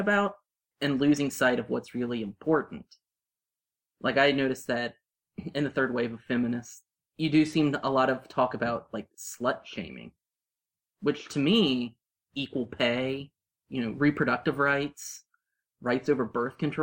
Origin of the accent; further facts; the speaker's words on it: Ohio, United States; we're from Ohio